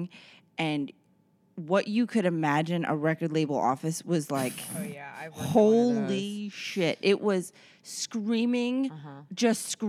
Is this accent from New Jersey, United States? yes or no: no; Long Island, New York, United States; I grew up in like Port Jeff's, Hopog, Stony Brook